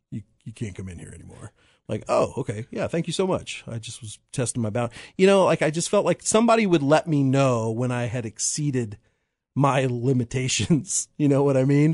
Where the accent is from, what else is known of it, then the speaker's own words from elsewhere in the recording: Piper, Kansas, United States; I was from Piper